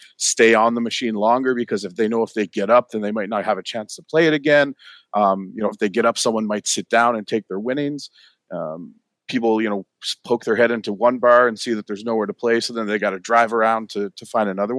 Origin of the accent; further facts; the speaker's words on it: East Coast, Newfoundland and Labrador, Canada; moved away; I grew up on the East Coast